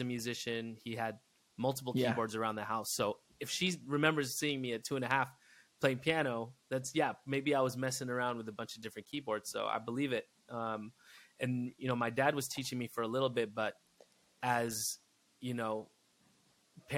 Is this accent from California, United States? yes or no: yes; Inland Empire, outside of Los Angeles, California, United States; It all started in the IE. Yes, outside of LA.